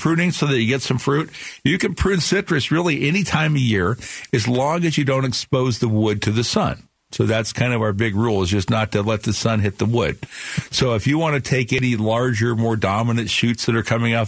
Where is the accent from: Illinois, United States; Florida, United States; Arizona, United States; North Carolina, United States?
Arizona, United States; Phoenix; that's kind of where we grew up in Sunny Slope.